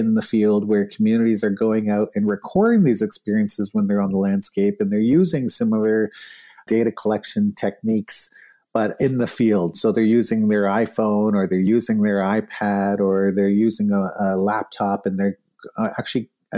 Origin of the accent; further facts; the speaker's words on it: Winnipeg, Manitoba, Canada; We did it in Winnipeg, my hometown.